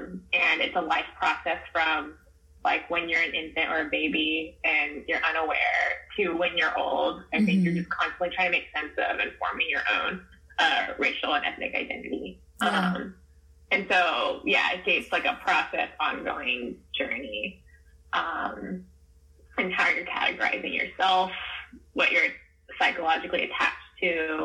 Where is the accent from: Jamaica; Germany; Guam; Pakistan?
Guam; moved away; I grew up in Guam